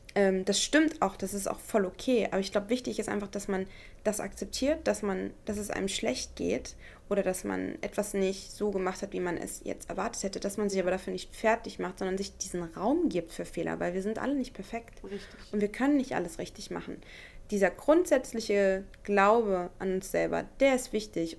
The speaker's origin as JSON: {"language": "German", "town": "Elgershausen", "region": "Hesse", "country": "Germany", "moved": "yes", "said": "Elgershausen, da wo ich herkomme, mhm. in, in Hessen, äh, in der Nähe von Kassel, ähm, das mein Zuhause ist"}